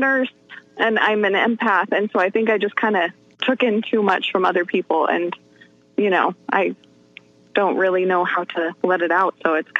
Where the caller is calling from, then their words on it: Salt Lake City, Utah, United States; I'm calling from Salt Lake City, Utah.